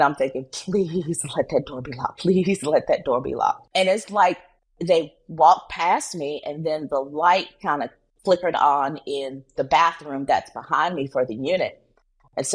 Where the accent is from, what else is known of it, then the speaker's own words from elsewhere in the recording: North Carolina, United States; moved away; I'm originally from North Carolina